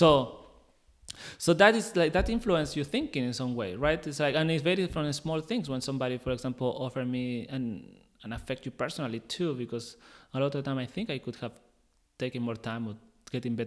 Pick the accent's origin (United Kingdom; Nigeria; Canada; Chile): Chile; English is a second language; moved away; I'm from Chile